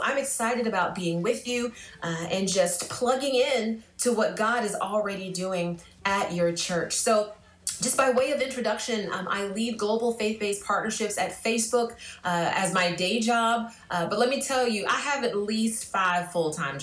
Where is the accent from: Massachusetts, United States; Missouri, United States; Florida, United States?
Florida, United States; Jacksonville; now in Gainesville, United States; I grew up in Jacksonville, Florida